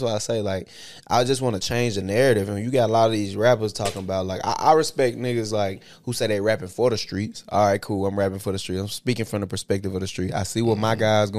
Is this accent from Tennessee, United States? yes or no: yes; Tennessee, United States; moved away as an adult; I'm from Tennessee